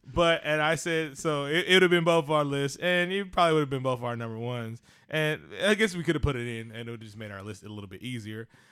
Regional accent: West Coast, United States; I grew up on the West Coast

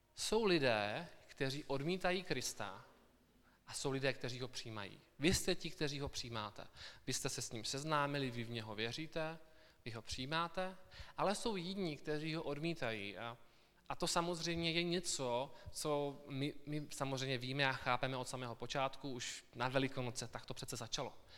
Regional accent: South Moravian Region, Czechia; moved away as an adult; also born or lived in Brno; now in Kolín, Czech Republic; já pocházím z Jižní Moravy, kde jsem, a, kde jsem vyrůstal.

